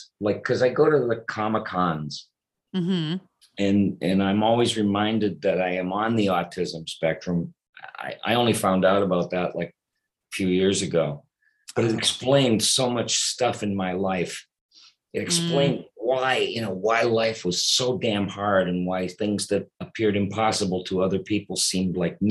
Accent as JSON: {"language": "English", "town": "Boston", "region": "Massachusetts", "country": "United States", "tie": "born or raised there", "also_born_or_lived": "Detroit, Michigan / New York", "moved": "yes", "lives_now": "Los Angeles, United States", "said": "No, I was born in Detroit, Michigan. Okay. And I grew up in Boston. Then I moved to New York, and after New York, moved to Los Angeles."}